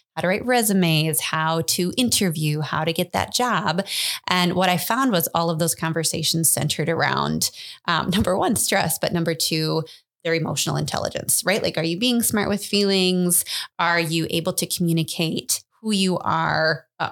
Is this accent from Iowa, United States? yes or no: yes; Muscatine, Iowa, United States; also born or lived in Cedar Falls, Iowa; now in Dubuque, United States; born and raised in Muscatine, Iowa. So I've always been here